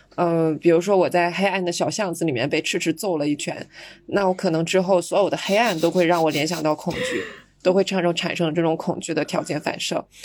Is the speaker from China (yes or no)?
yes; China; 我们中国人